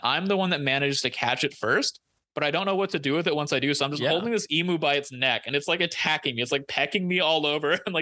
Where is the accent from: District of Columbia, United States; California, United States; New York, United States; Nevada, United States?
California, United States; Central Valley; growing up in the Central Valley